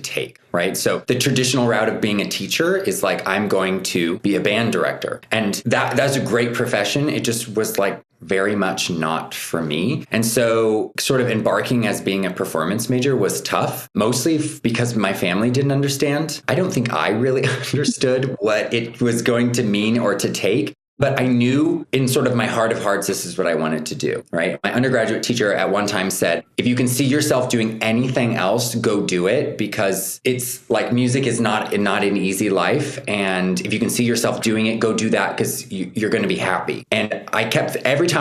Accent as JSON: {"language": "English", "region": "Nebraska", "country": "United States", "tie": "born or raised there", "moved": "yes", "said": "I was born and raised in the States, in Nebraska."}